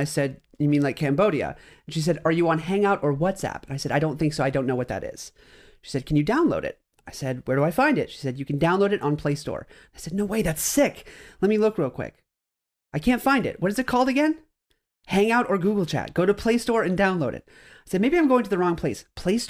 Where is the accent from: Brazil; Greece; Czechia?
Greece; She said, great. Where are you from? And I said, Greece.